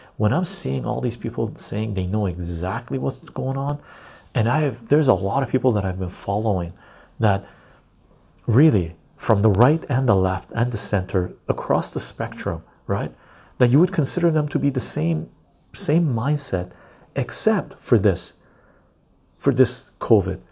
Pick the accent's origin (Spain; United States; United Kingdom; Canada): Canada; West Coast Canada; I live in Canada. Um, West Coast Canadian.